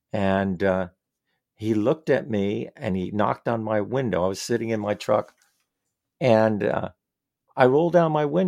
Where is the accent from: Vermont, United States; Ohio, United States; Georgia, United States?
Vermont, United States; well, yeah, I'm from Vermont and we are a liberal state.